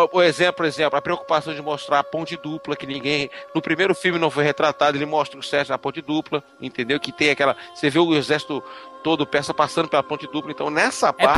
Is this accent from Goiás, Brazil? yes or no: no; Belo Horizonte, Minas Gerais, Brazil; now in Northeast Brazil; Nascido e criado em Minas Gerais e, e, e traficado pro Nordeste